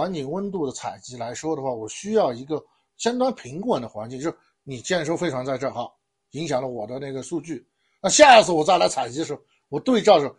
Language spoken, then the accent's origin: Chinese; China; 很符合我们中国人的习惯。